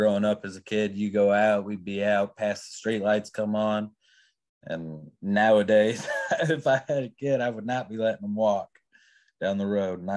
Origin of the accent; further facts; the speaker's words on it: Iowa, United States; moved away; originally I grew up in Iowa